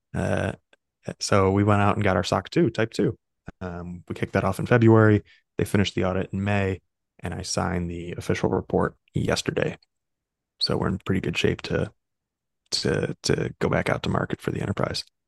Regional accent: Chicago, Illinois, United States; moved away as an adult; also born or lived in New York; I'm a Midwesterner, right? So I grew up in Chicago

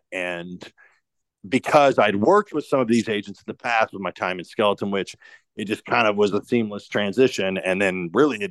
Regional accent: Indianapolis, Indiana, United States; I'm from Indianapolis.

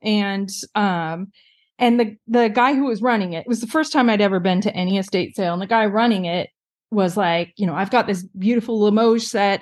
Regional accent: Pacific Northwest, United States; moved away as an adult; also born or lived in California; now in Seattle, United States; I grew up in the Pacific Northwest

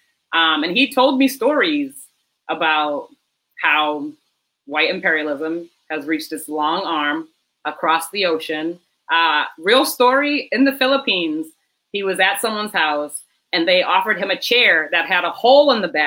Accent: Mashpee, Massachusetts, United States; I'm Black Indigenous. I grew up in Mashpee, where we, thankfully, they just won the case that Trump tried to take their land. So that's where I'm from. The Wampanoags, I'm Nipmuc, my cousins are Wampanoag.

